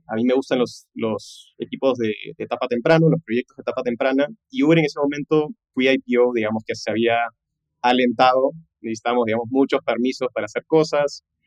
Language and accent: Spanish; Peru; also born or lived in Los Angeles, United States; yo nací en Los Ángeles, de hecho mis papás se fueron en una de las crisis más fuertes que tuvo Perú, por estudios, por trabajo, me tuvieron a mi hermana y a mí